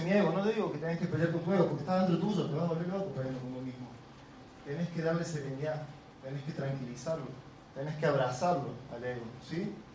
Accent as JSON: {"language": "Spanish", "region": "Córdoba", "country": "Argentina", "said": "Soy muy cordobés"}